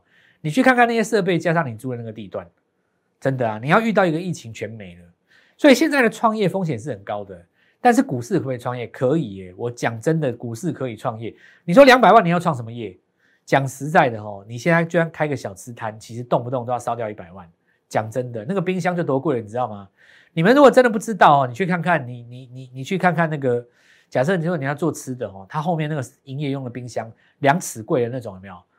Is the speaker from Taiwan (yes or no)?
yes; Taiwan; 那全世界都都需要我们台湾人，台湾人好伟大